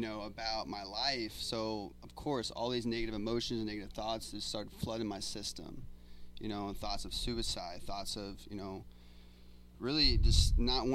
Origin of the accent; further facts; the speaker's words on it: Indiana, United States; moved away as an adult; I'm originally from Indiana. I've been here for 3 years